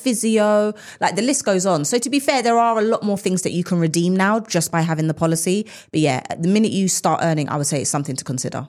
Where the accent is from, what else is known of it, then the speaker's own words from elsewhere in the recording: United Kingdom; us as British individuals